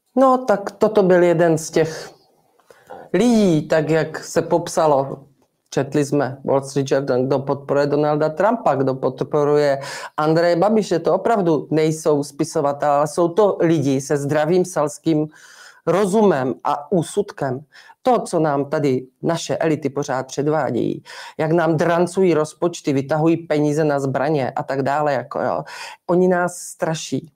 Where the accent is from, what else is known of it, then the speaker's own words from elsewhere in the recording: Haná, Olomouc Region, Czechia; já jsem opravdu ze starého sedláckého rodu a já tu Hanou znám a mám tam spoustu kamarádů, zemědělců, kteří ještě znali mého tátu